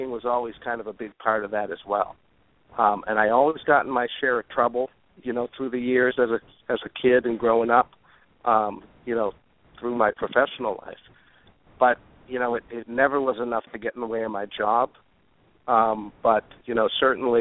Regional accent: North Shore of Boston, Massachusetts, United States; I grew up on the North Shore, a beautiful town north of the city

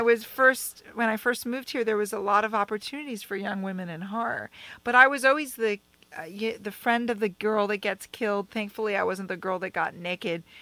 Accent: Bethesda, Maryland, United States; moved away; I joined SAG in my hometown, Bethesda, Maryland

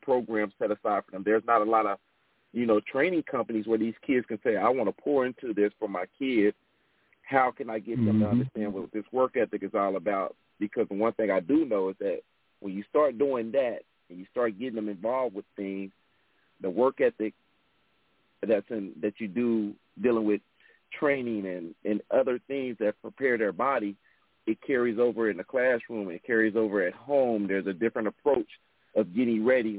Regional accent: Cincinnati, Ohio, United States; also born or lived in Charlotte, North Carolina / Clover, South Carolina; now in South Carolina, United States; where I came from and where I grew up at in Cincinnati, Ohio

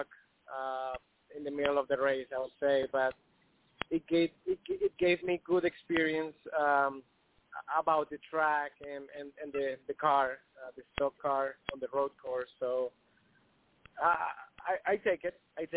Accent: Colombia; I'm from Colombia

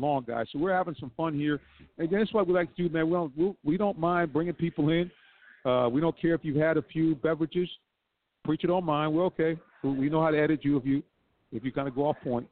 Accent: Stockbridge, Georgia, United States; Stockbridge is my hometown

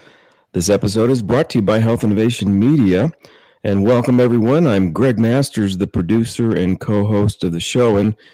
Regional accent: San Diego, California, United States; this is the first broadcast back from my hometown, San Diego, after 7 months in beautiful South Lake Tahoe

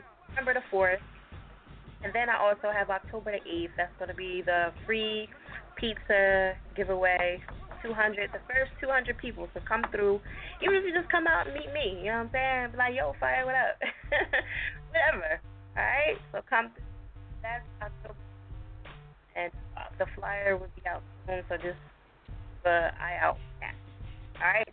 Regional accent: New Jersey, United States; That's my home state

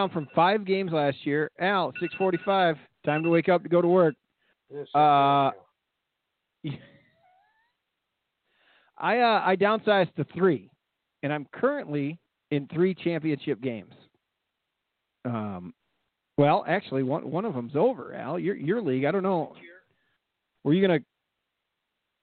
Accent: Kirkland, Illinois, United States; I grew up on the Kishwaukee River

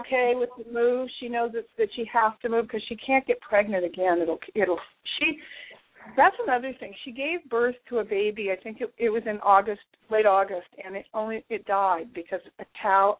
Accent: Malibu, California, United States; I grew up in Malibu, where you know we have hard pans that you can't even penetrate with a shovel.

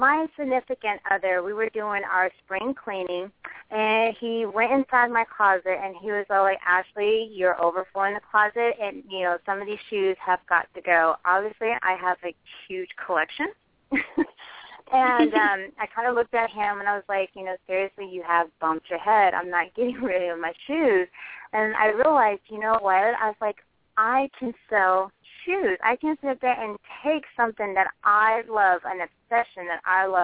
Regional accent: California, United States; now in San Antonio, United States; I am originally from California, but I call San Antonio, Texas, my home

